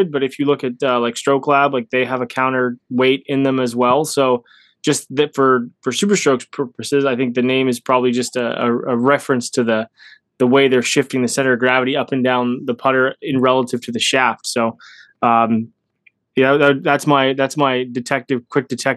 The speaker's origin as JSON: {"language": "English", "country": "Canada", "said": "I'm Canadian"}